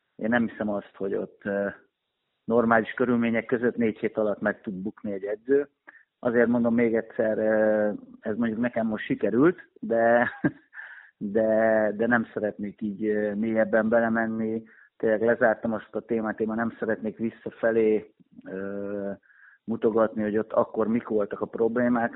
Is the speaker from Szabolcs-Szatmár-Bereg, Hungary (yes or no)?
no; Pécs, Baranya, Hungary; ide születtem, én Pécsi vagyok